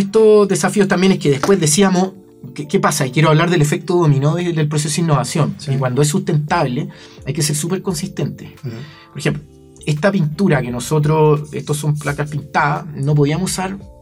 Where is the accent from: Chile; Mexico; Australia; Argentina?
Chile; emprendedores chilenos, fabricantes chilenos